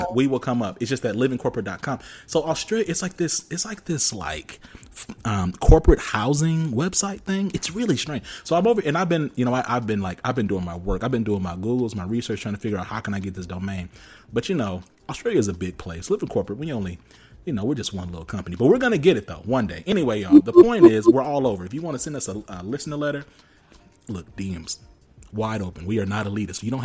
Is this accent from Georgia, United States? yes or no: yes; Rome, Georgia, United States; I'm actually from Georgia. Like, I'm very country